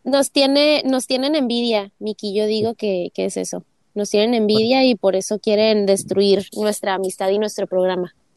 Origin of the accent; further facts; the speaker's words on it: Tijuana, Baja California, Mexico; now in United States; ambos somos de Tijuana